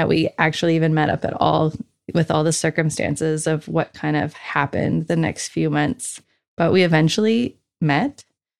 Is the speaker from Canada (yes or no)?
yes; Truro, Nova Scotia, Canada; I was born and raised in Truro, which is about an hour north of Halifax, Nova Scotia. I lived there with my parents and siblings until I went off to university.